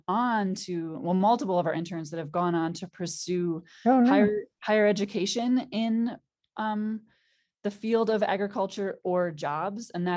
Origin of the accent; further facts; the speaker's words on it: Green Bay, Wisconsin, United States; now in Hamilton, Montana, United States; I grew up in outside of Green Bay, Wisconsin